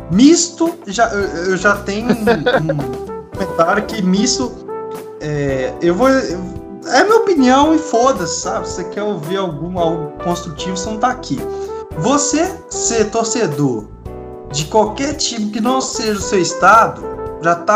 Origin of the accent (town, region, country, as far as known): Rio de Janeiro, Brazil